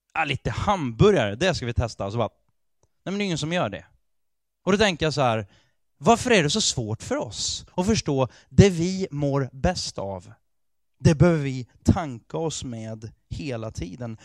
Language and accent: Swedish; Sweden; Jag är fullt ut svensk. För jag är född här, jag har ett svenskt pass